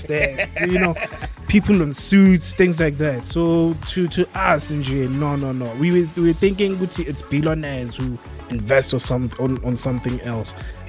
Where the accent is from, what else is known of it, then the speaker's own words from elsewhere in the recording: Soweto, Gauteng, South Africa; especially when I'm a kid from Soweto